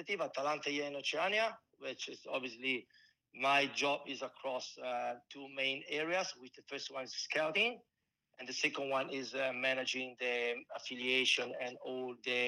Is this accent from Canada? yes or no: no; Italy; accent: strong Italian; English is a second language; also born or lived in Melbourne, Australia; now in Perth, Australia; my strong Italian accent